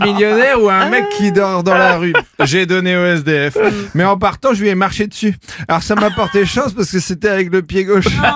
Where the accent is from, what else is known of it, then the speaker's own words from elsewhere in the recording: France; je suis français, moi.